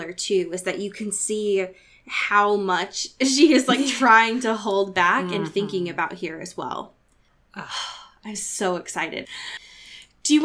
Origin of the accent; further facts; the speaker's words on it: Oregon, United States; my home state of Oregon